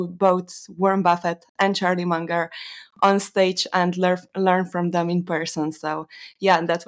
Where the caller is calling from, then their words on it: Slovenia; Uh, Slovenia